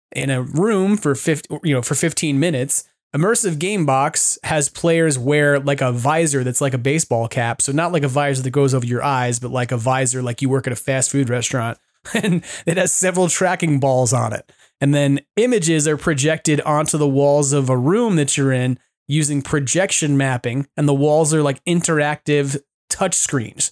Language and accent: English; New York City, New York, United States; I was born and raised in New York